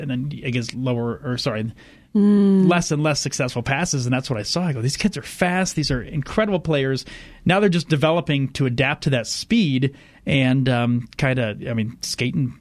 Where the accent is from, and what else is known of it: Fort Wayne, Indiana, United States; born or raised there; now in Colorado, United States